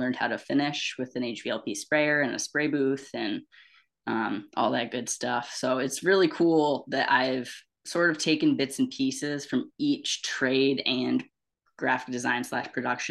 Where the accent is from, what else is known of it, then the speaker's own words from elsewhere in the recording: Cambridge, New York, United States; also born or lived in Amsterdam, New York; I moved to my hometown, Cambridge, when I was still just a wee tot. And so I lived in Cambridge my whole life, very rural, upstate little town